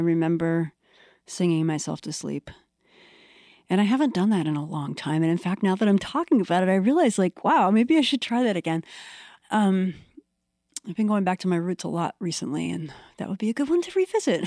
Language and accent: English; Washington, D.C. area, Maryland, United States; moved away as an adult; also born or lived in Maine; now in Portland, Maine, United States; I grew up around Washington, D C